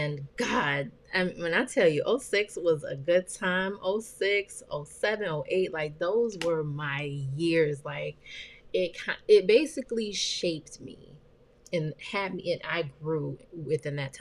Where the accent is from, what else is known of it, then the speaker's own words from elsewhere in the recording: Chicago, Illinois, United States; moved away; I am from the West Side.